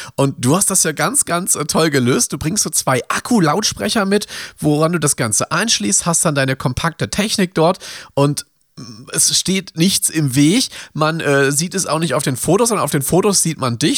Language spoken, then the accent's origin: German; Ruhr area, North Rhine-Westphalia, Germany; Ich komme aus dem Ruhrgebiet